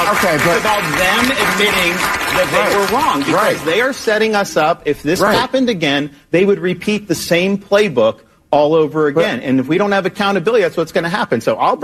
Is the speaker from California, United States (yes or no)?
no; Florida, United States; when I was kid growing up in Florida.